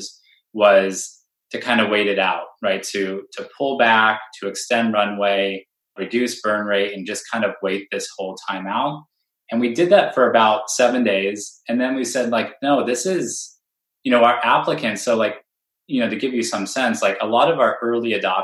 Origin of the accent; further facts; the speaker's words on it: Bay Area, California, United States; I'm from the Bay Area, right? Where I was born in this ecosystem